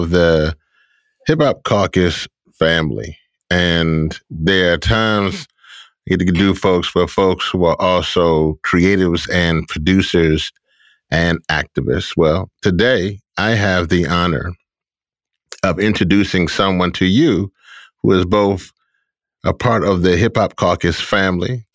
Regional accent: Louisiana, United States; Louisiana, my home state

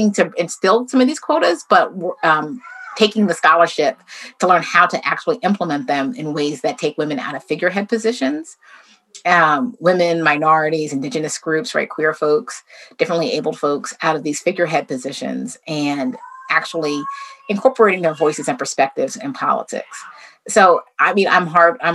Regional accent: United States

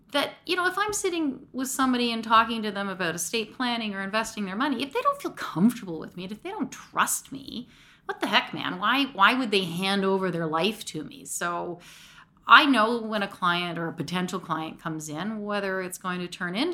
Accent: Mississauga, Ontario, Canada; I grew up in Lauren Park, Mississauga

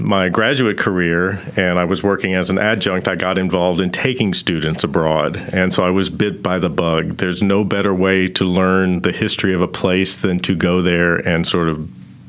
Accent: Bedford, Texas, United States; also born or lived in Kuwait / Russia / Italy / Mexico; I grew up in Bedford, not too far from here

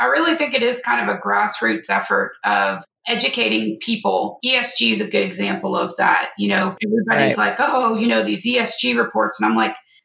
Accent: North Louisiana, United States; I'm from Louisiana

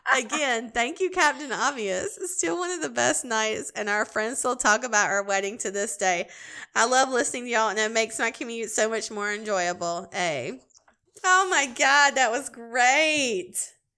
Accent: Greenville, South Carolina, United States; Greenville, South Carolina. Dude, that's my hometown

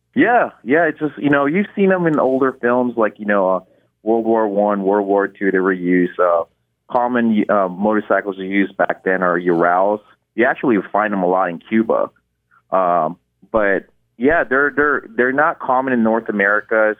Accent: Philippines; moved away; I was born in Philippines. Growing up, our common modes of transportation is our motorcycle sidecar in Philippines

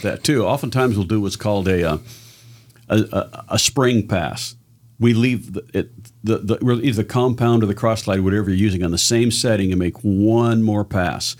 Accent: Southern Oregon, United States; I was born in Southern Oregon.

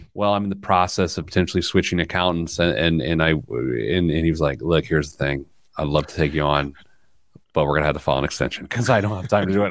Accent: Midwest, United States; as a Midwesterner

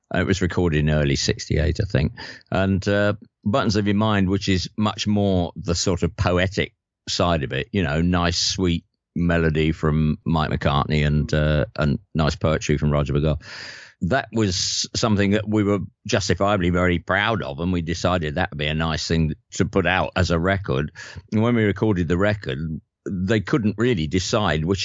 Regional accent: London, United Kingdom; moved away as an adult; also born or lived in Liverpool; I'm from from North London

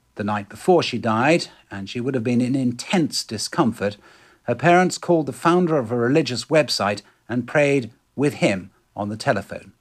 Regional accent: England, United Kingdom; moved away as an adult; also born or lived in London; now in United States; as we English know, having grown up with rattling windows and mouldy grouting

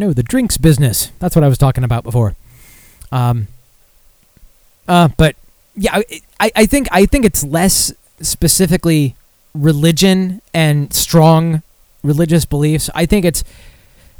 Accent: Michigan, United States; Back to my home state.

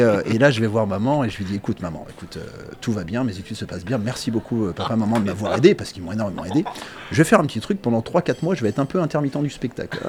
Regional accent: Les Ponts-de-Cé, Pays de la Loire, France; moi je suis angevin, je suis pont de CM même pour être exact

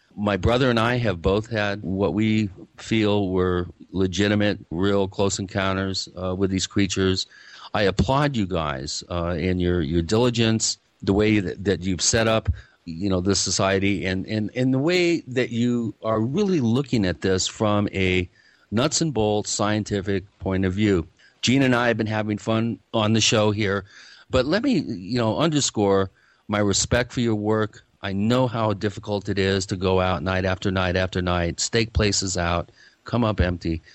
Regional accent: Seattle, Washington, United States; I grew up in the Seattle area

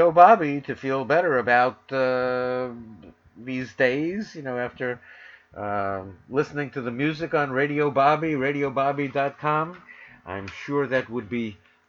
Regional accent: New York City, New York, United States; moved away as an adult; also born or lived in Los Angeles; now in Northern California, United States; from WWRL in New York City, my hometown, to K-Talk in Los Angeles, my adopted town, although now I'm in Northern California.

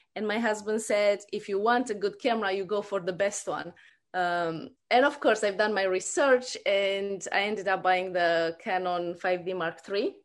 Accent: Romania; moved away as an adult; also born or lived in New Zealand / Australia; now in Brisbane, Australia; I grew up in Romania and, uh, we immigrated in New Zealand about fifteen years ago.

